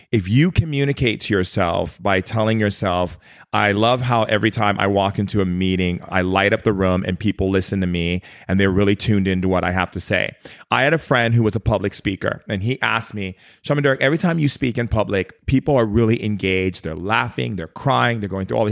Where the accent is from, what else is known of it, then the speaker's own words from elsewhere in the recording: Oahu, Hawaii, United States; moved away; I spent a lot of time growing up in Hawaii as a kid, uh, in Oahu, because my dad remarried to my stepmom who's Hawaiian.